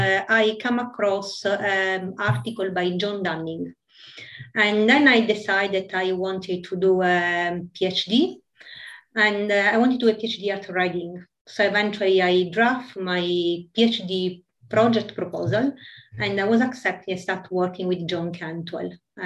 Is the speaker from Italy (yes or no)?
yes; Italy; English is a second language; In Italy.